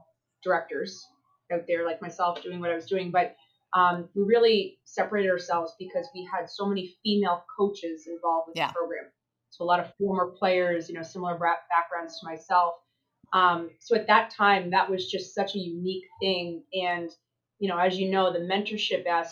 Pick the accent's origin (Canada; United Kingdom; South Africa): Canada; New Brunswick; moved away as an adult; now in United States; I'm from the small part of Canada. I'm a Maritimer from New Brunswick.